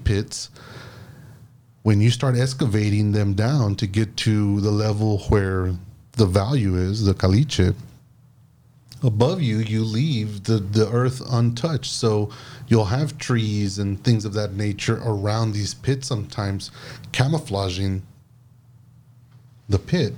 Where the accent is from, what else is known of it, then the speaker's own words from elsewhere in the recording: Alton, Texas, United States; growing up in the Alton vicinity, we had Juniors, which is still there now, on the 5 mile line in Conway